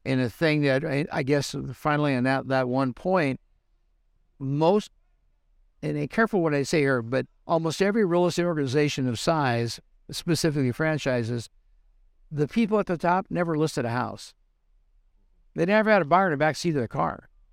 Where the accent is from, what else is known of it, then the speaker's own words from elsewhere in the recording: Southern California, United States; moved away as an adult; also born or lived in Reno; I was born and raised in Southern California